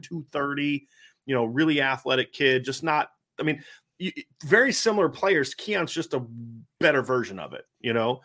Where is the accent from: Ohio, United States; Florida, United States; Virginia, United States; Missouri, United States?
Ohio, United States; I grew up in Ohio